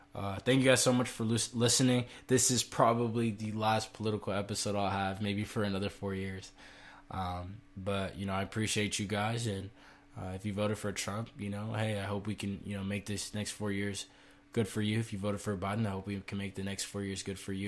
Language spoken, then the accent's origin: English; United States; as American citizens and as people of this country